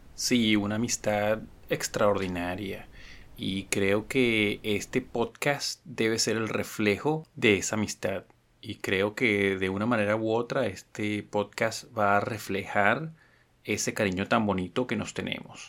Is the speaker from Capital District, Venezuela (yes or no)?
yes; Caracas, Capital District, Venezuela; yo pasé gran parte de mi infancia en Katia.